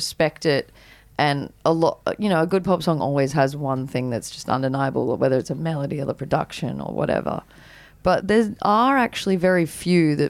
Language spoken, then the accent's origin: English; Byron Bay, New South Wales, Australia; also born or lived in Katoomba; growing up in Byron